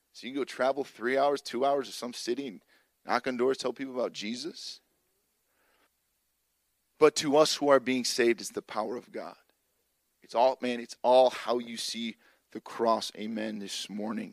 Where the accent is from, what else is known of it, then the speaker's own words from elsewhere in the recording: Chicago, Illinois, United States; moved away; I grew up in Illinois